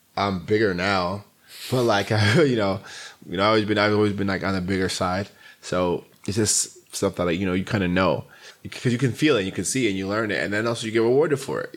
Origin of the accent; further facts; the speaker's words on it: New York City, New York, United States; I grew up in Queens, New York